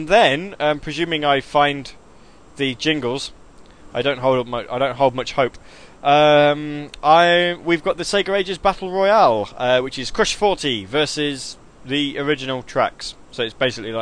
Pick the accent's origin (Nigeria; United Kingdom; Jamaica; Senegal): United Kingdom; Midlands; now in Grantham, United Kingdom; I'm from the Midlands.